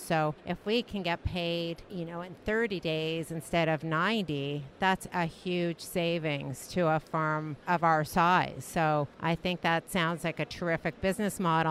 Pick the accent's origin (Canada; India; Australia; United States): Canada; I'm from Canada